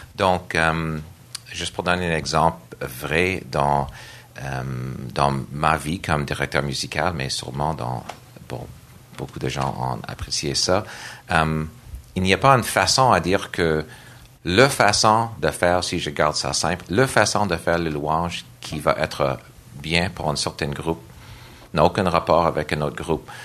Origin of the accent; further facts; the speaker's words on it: Nova Scotia, Canada; French is a second language; moved away as an adult; now in Montreal, Canada; je suis d'origine de Nouvelle-Écosse